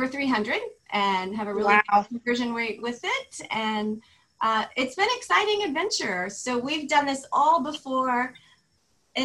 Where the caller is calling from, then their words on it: Florida, United States; also born or lived in Beverly Hills; I am calling in from Florida